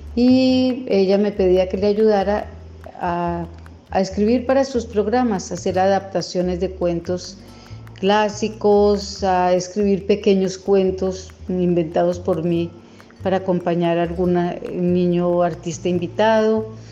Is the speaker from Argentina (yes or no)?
no; Colombia; escritora colombiana